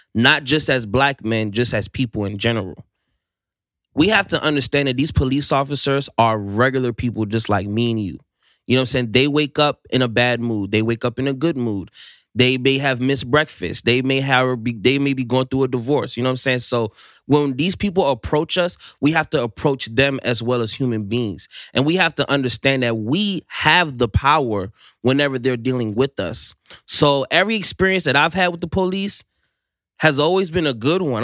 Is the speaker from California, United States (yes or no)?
no; Silver Spring, Maryland, United States; I'm from Silver Spring, Maryland. Um, it's, uh, in the D M V area